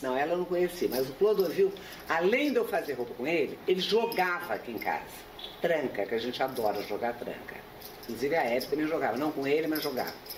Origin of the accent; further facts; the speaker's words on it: Rio de Janeiro, Brazil; moved away as an adult; also born or lived in Lausanne, Switzerland; now in São Paulo, Brazil; Eu nasci no Rio de Janeiro, me casei, vim para São Paulo, moro aqui há muito tempo